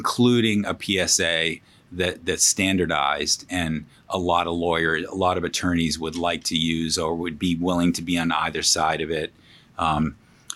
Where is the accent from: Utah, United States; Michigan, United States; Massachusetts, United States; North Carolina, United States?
Massachusetts, United States; Boston; now in New York, United States; Grew up in Boston, a great place to grow up